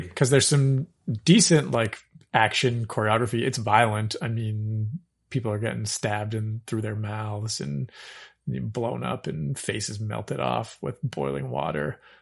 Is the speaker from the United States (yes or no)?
no; Regina, Saskatchewan, Canada; I was born in Regina, Saskatchewan.